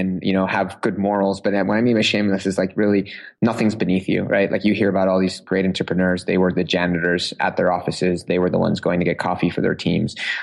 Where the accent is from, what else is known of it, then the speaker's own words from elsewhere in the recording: Uruguay; now in Seattle, United States; I grew up in South America